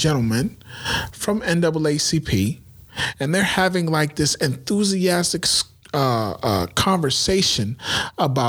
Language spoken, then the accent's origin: English; United States; I'm Black American